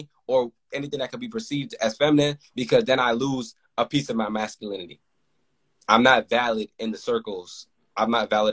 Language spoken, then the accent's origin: English; New York, United States; I grew up in New York